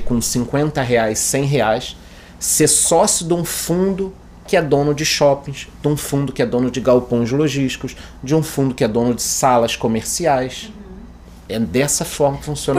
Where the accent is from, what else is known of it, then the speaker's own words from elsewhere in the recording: Brazil; A gente, como brasileiro